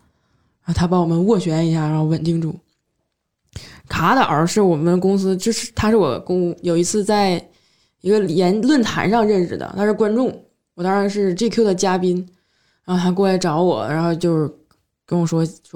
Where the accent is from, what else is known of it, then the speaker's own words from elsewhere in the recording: Northeast China, China; accent: Northeastern Mandarin; 就我们东北话就没有什么说道